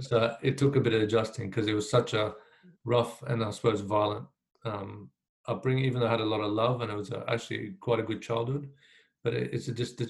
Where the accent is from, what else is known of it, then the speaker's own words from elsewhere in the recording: Queensland, Australia; also born or lived in Iraq; So when I came to Australia, I was 7 years old. I grew up in a, you know, beautiful part of Queensland